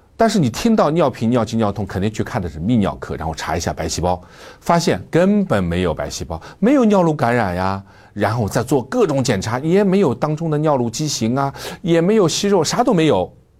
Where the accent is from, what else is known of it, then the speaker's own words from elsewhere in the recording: China; 作为中国人